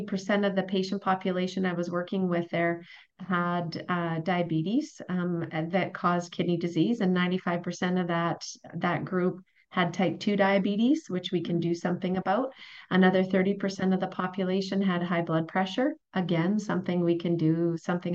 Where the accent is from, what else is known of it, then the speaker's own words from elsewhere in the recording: Wembley, Alberta, Canada; moved away as an adult; also born or lived in Grande Prairie; now in Edmonton, Canada; I was born in Edmonton, spent 2 years there, first 2 years of my life. My parents moved to Grand Prairie, and I grew up in a very small town called Wembley